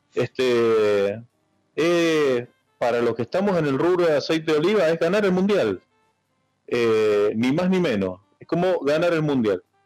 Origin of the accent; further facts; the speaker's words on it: Argentina; como buen argentino